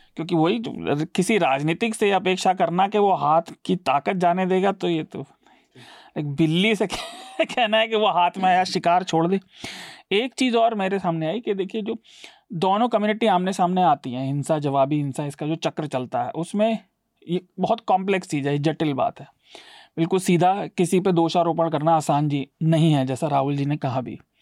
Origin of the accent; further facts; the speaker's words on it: Meerut, Uttar Pradesh, India; मैं मेरठ में पला बढ़ा हूँ